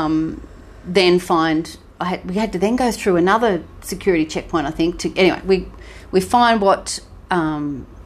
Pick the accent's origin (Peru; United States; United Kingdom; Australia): Australia; Sunshine Coast, Queensland; we're from Sunshine Coast